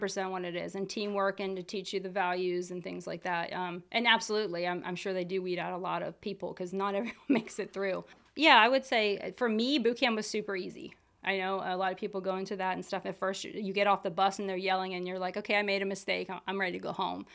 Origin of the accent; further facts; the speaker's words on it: Lancaster County, Pennsylvania, United States; grew up here, right here in Lancaster County. I went to Ephrata High School.